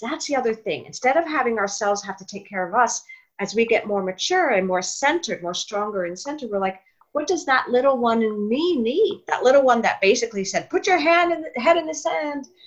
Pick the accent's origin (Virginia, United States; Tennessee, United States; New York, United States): New York, United States; moved away; I'm from New York. My father was actually an actor. So oh, and okay. So I grew up around it.